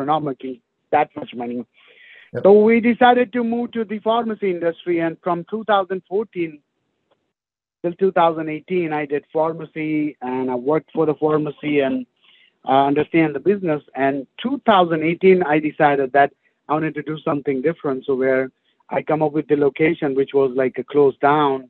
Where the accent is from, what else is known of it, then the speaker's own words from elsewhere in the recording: Gainesville, Florida, United States; now in Bartow, United States; That's where I'm from